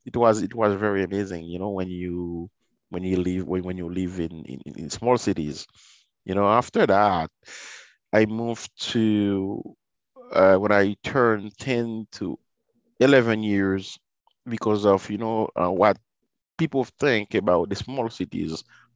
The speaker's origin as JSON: {"language": "English", "town": "Port-au-Prince", "region": "Ouest", "country": "Haiti", "tie": "born or raised there", "said": "because I don't recall when I was growing up in Port-au-Prince, I saw people, dead people, you know."}